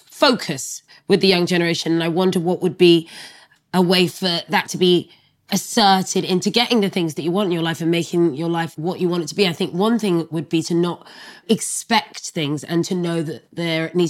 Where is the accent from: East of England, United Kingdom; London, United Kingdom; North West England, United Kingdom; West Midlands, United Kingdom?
London, United Kingdom; also born or lived in France; French Sagittarian. And I'm from Brixton.